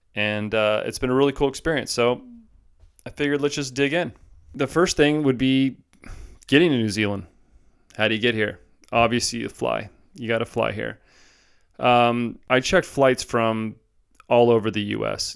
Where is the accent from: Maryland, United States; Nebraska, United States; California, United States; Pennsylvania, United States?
California, United States; Southern; moved away; I'm from originally Southern California